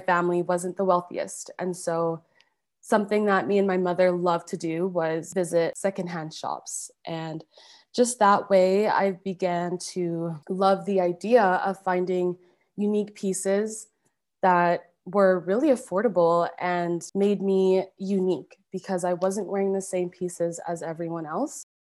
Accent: Calgary, Alberta, Canada; also born or lived in Montreal, Quebec; I was born in Montreal, Quebec. I moved to Calgary, Alberta, when I was around six years old, and I've been here ever since.

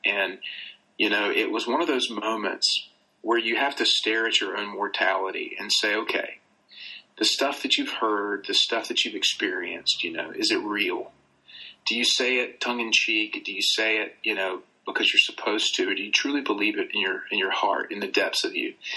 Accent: the South, Southern United States, United States; accent: Southern; my like Southern accent

